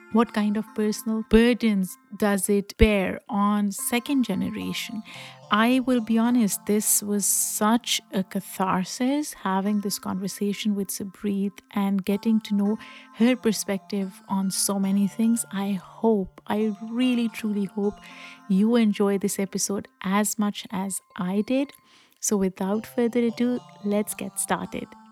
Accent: Pakistan; moved away; I grew up in Pakistan

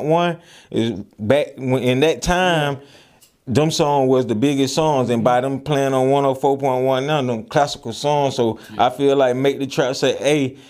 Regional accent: Atlanta, Georgia, United States; I'm from Atlanta

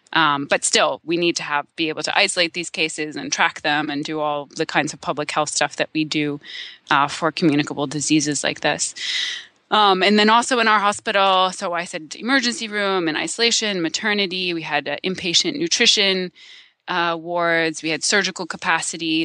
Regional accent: Silver Spring, Maryland, United States; I am from the Maryland suburbs of Washington, D C.

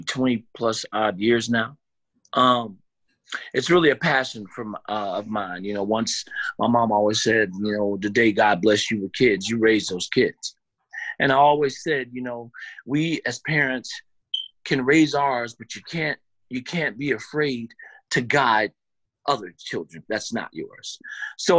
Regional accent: Elgin, Illinois, United States; born and raised in Elgin, Illinois

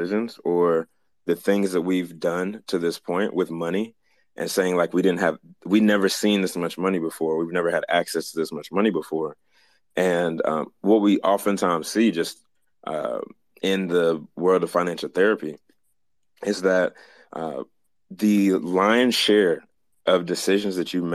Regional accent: Jamaica; as a Jamaican

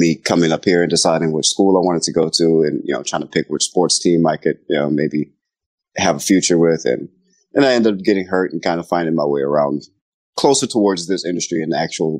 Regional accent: New Orleans, Louisiana, United States; moved away as an adult; now in Seattle, United States; I was born and raised in New Orleans, Louisiana, and until I was about 18 years old, and I moved up here to Seattle, Washington to go to school, and I've kind of just planted my roots here.

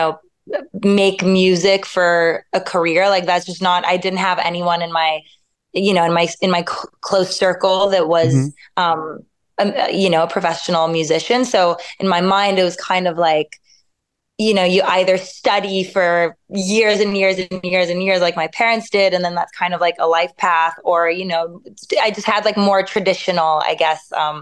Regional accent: Montreal, Quebec, Canada; moved away as an adult; now in Paris, France; Yes, I was born and raised in Montreal.

